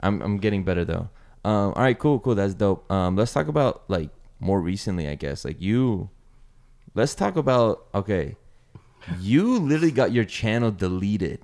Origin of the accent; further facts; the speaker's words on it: the Bay Area, California, United States; I'm from the Bay